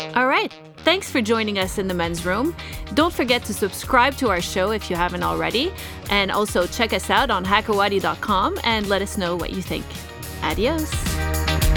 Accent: Canada; I'm from Canada.

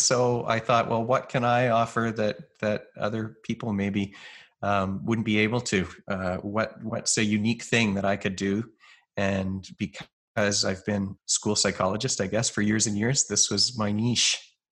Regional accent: Canada; I'm a Canadian psychologist

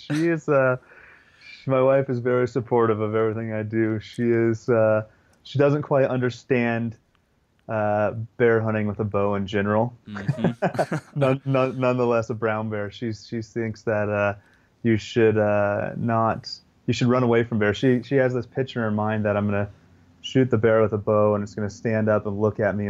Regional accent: Western United States, United States; growing up in the Western United States, I haven't had a ton of opportunity to hunt whitetails

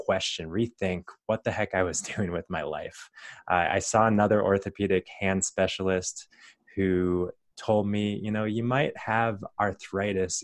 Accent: Arizona, United States; growing up in Arizona and going to the University of Arizona

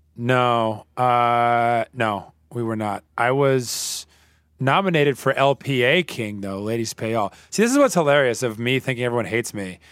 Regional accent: the Bible Belt, United States; I grew up in the Bible Belt

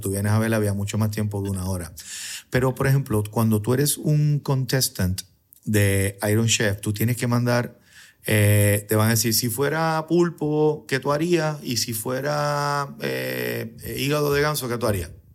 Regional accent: San Juan, Puerto Rico; Yo soy de Río Piedra

